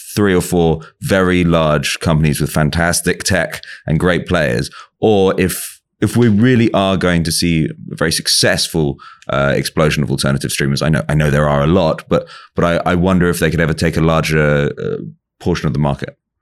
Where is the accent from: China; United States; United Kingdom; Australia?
United Kingdom; England; I'm from England